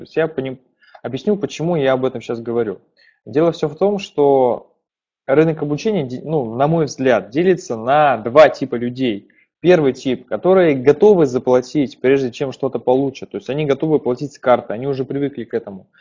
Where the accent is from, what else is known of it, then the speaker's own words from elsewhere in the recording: Perm, Perm Krai, Russia; Я сам из Перми.